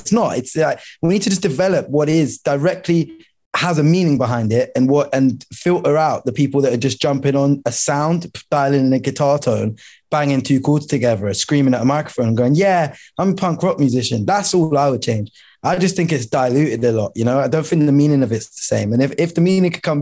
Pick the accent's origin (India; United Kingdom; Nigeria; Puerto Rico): United Kingdom; London; I'm from Lewisham